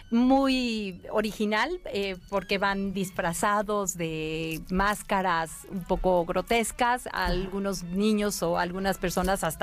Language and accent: Spanish; San Miguel de Allende, Guanajuato, Mexico; Es verdaderamente impresionante y pues nosotros que somos de San Miguel lo vivimos y nos emociona mucho.